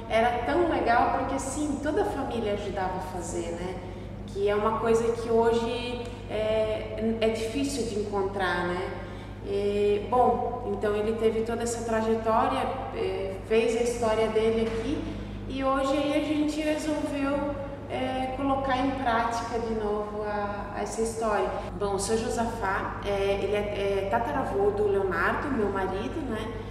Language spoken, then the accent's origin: Portuguese; Rio dos Cedros, Santa Catarina, Brazil; now in Lages, Brazil; eu sou de Rio dos Cedros